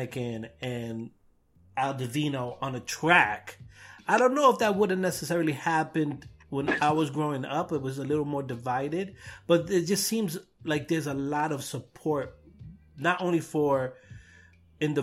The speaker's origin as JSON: {"language": "English", "region": "New York", "country": "United States", "said": "I guess I'm spoiled from New York."}